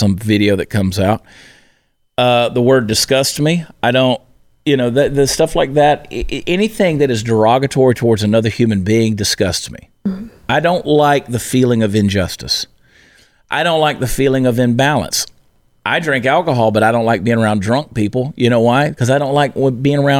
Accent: the South, United States; I was raised in the South

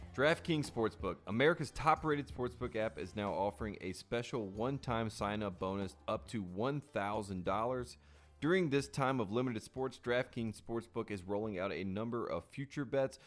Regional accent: North Carolina, United States; I'm from North Carolina

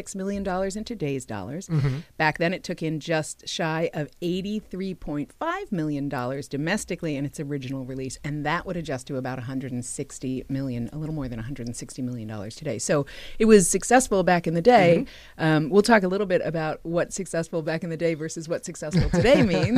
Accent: New York, United States; I grew up in New York

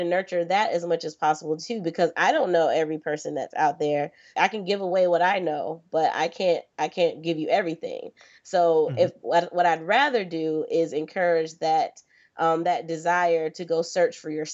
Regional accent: Florida, United States; I'm originally from Florida

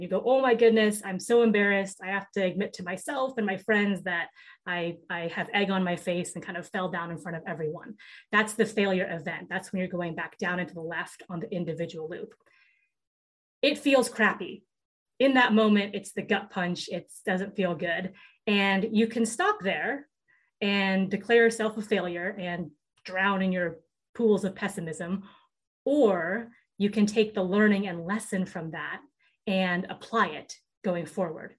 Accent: Seattle, Washington, United States; I grew up in Seattle, Washington

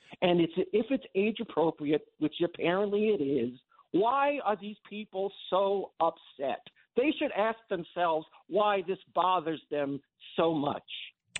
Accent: Long Island, New York, United States; now in Bronx, United States; growing up on Long Island in the 70s and the 80s as an interracial child

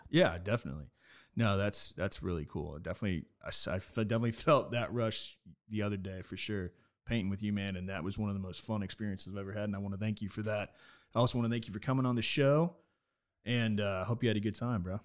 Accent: Nevada, United States; I'm from Nevada

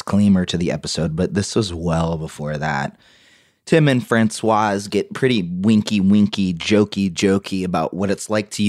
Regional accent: New York City, New York, United States; I'm from New York City, so this is like nurturing.

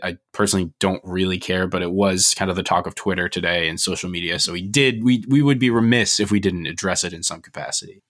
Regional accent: United States; as American fans

